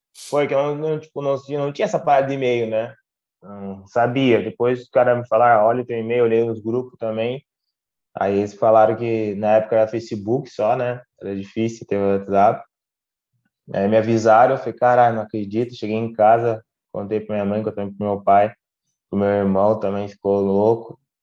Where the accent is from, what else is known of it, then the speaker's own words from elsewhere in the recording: Passo Fundo, Rio Grande do Sul, Brazil; moved away as an adult; also born or lived in São Paulo; now in Portugal; eu saí de Passo Fundo